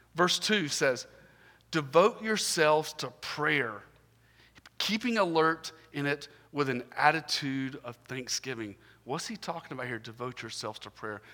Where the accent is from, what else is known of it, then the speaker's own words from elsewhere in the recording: Augusta, Georgia, United States; I'm from Augusta, Georgia